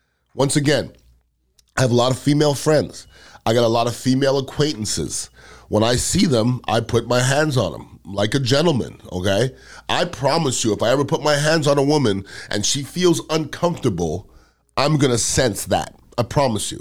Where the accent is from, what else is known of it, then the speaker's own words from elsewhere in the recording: United States; as American